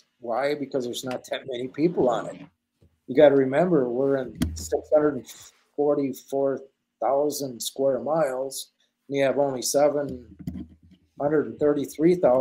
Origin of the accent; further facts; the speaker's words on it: International Falls, Minnesota, United States; moved away as an adult; now in Tok, Alaska, United States; I'm from Minnesota. So Minnesota, right at the border of Minnesota and International Falls